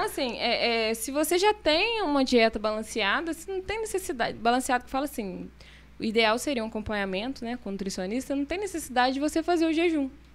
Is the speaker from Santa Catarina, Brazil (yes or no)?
no; Carangola, Minas Gerais, Brazil; now in Taperona, Brazil; sou mineira de Carangola. Eu moro em Taperona já vai fazer seis anos.